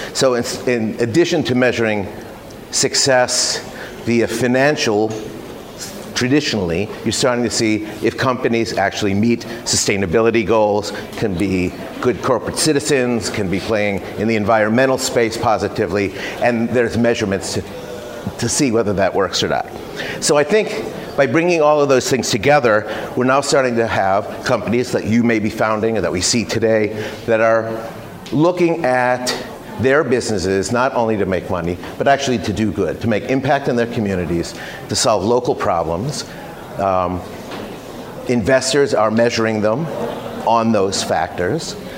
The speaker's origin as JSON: {"language": "English", "country": "United States", "also_born_or_lived": "Silicon Valley", "moved": "as an adult", "lives_now": "Singapore", "said": "I've been in Asia 27 years. I'm American. Uh, I've lived mostly in Singapore."}